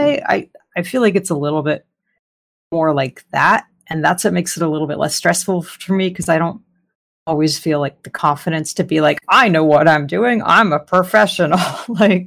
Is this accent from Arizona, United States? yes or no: yes; Arizona, United States; moved away as an adult; now in Southern California, United States; I'm originally from Arizona, the Southwest